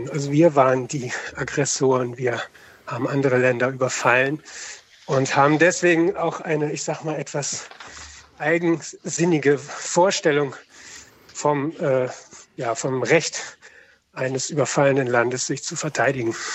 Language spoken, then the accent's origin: German; Hamburg, Germany; Ich freue mich sehr, äh, dass eben gerade ein Lied von … vor, vor meinem Telefonat gelaufen ist, denn ich komme eigentlich aus Hamburg